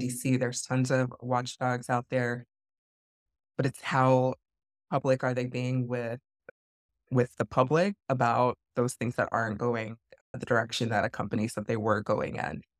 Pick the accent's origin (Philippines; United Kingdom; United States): United States; the South; moved away as an adult; also born or lived in Atlanta; now in Washington, D.C., United States; I'm originally from the South